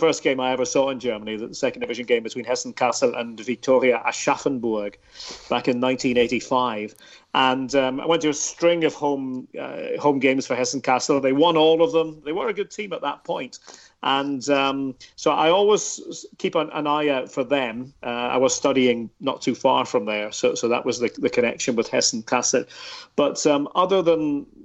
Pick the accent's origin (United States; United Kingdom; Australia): United Kingdom; Aberdeen, Scotland; growing up in Aberdeen in the northeast of Scotland